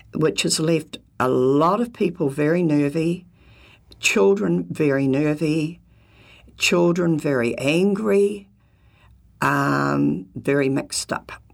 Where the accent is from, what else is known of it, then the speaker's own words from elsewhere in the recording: New Zealand; being a typical Kiwi